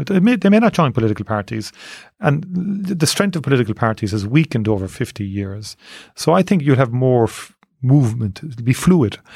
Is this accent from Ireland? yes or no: yes; Cork, Munster, Ireland; born or raised there